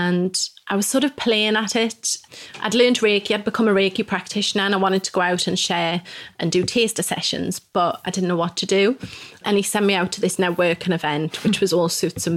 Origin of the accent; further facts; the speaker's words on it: Newcastle upon Tyne, North East England, United Kingdom; moved away as an adult; also born or lived in Mexico / Manchester / Peterborough; now in York, United Kingdom; I'm from Newcastle originally